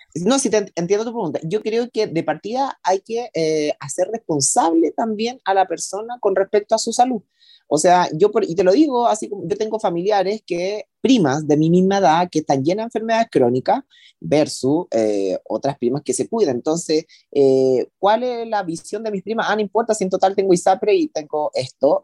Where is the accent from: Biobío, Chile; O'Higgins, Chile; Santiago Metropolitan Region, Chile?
O'Higgins, Chile; Rancagua; mi gente de Rancagua, yo soy de Rancagua